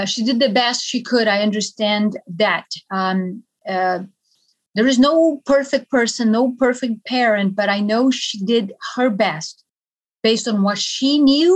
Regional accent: Brazil; moved away; I am from Brazil.

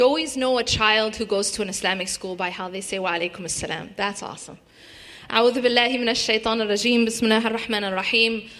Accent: Madison, Wisconsin, United States; I grew up in Madison, Wisconsin

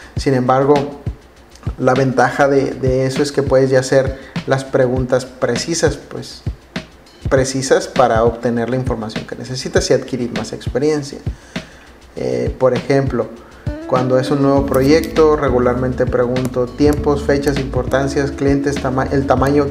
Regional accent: Mexico; nosotros como mexicanos

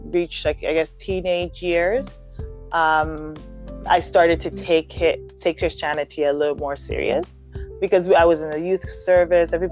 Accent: Ghana; moved away; also born or lived in Germany; I was in Ghana. From there, uh, when I was born, I was born in Germany. So when my mom moved back to Ghana

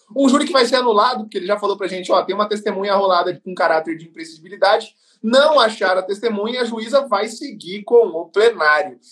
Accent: Mato Grosso do Sul, Brazil; A gente é do Mato Grosso do Sul, eu e o Rodrigo, o João também

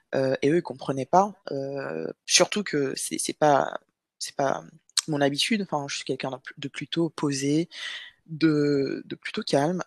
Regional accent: Guadeloupe; moved away as an adult; also born or lived in Metropolitan France; now in France; je suis guadeloupéenne. Donc, j'ai vécu en Guadeloupe jusqu'à mes 18 ans et ensuite, je suis venue en France métropolitaine

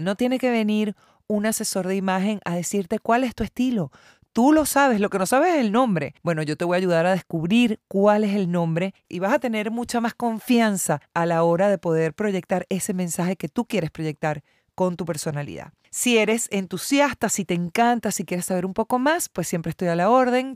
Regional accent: Venezuela; moved away as an adult; now in Argentina; Soy venezolana, hija de cubano

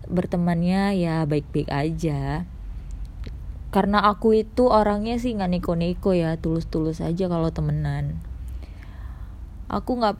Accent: Medan, North Sumatra, Indonesia; Aku berasal dari kota Medan

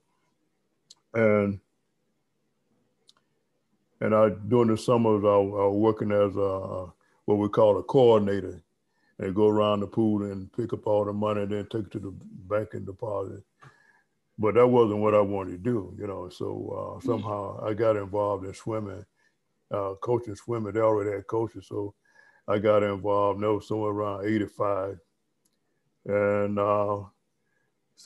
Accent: Moultrie, Georgia, United States; also born or lived in Albany, Georgia / Fort Valley, Georgia / Atlanta, Georgia; I ran the learn to swim program in my hometown at a Northwest pool in Moultrie, Georgia

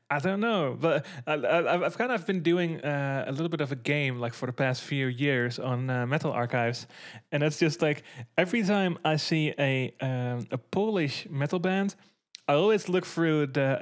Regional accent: Netherlands; talking from the perspective of like the Dutch metal scene, obviously, because I'm from the Netherlands.

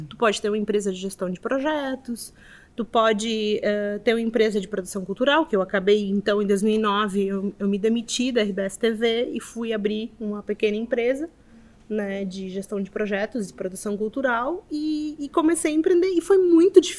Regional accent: Montevideo, Uruguay; moved away as an adult; now in Porto Alegre, Brazil; eu saí de Montevideo, fui para lá bem na crise financeira do Uruguai, eu tive que ir também porque a crise atingiu a todos, né?

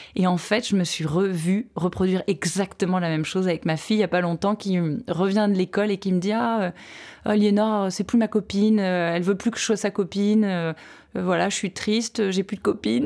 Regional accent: France; chez nous à Aix

